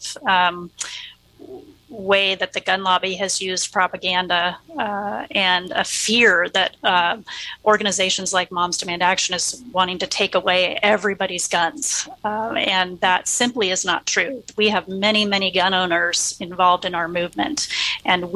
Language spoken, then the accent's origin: English; Oregon, United States; I grew up here in Oregon